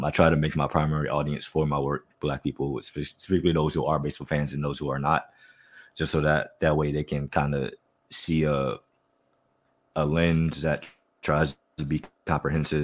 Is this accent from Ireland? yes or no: no; Youngstown, Ohio, United States; moved away as an adult; also born or lived in Cleveland, Ohio / Atlanta, Georgia; I'm from Northeast Ohio, specifically Youngstown and Cleveland